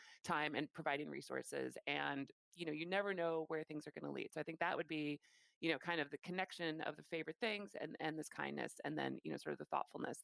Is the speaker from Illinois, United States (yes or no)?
yes; Chicago, Illinois, United States; moved away; I am from Chicago and I grew up in downtown Chicago